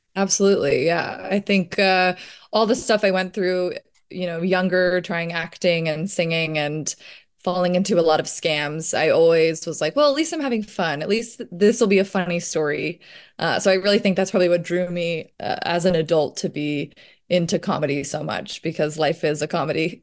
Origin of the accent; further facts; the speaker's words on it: Virginia, United States; growing up in Virginia